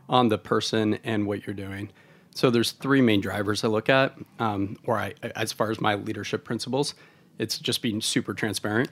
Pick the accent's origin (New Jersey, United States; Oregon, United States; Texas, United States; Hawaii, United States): Oregon, United States; moved away; I'm from Oregon originally.